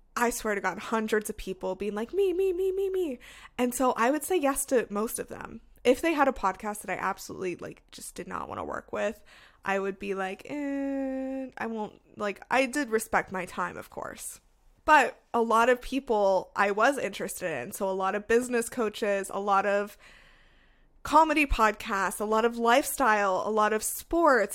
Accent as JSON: {"language": "English", "town": "Las Vegas", "region": "Nevada", "country": "United States", "moved": "as an adult", "lives_now": "Seattle, United States", "said": "I was from Las Vegas, so I went to U N L V"}